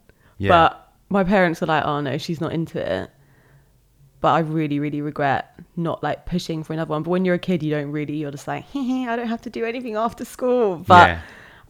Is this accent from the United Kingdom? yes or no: yes; Bognor Regis, South East England, United Kingdom; also born or lived in Malaysia; But then I moved to England when I was 6. We moved to West Sussex, to a place called Bognor Regis.